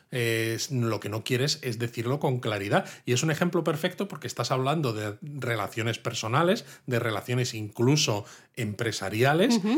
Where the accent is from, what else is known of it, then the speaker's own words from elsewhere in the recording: Spain; Tiene gracia que siendo yo español, ¿no? Occidental, no haya estudiado a fondo la estética occidental